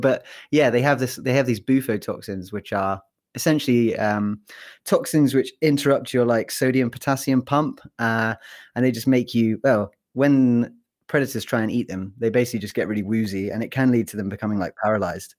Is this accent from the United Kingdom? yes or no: yes; England, United Kingdom; moved away as an adult; now in United States; I'm actually not from Wales. Uh, I'm from England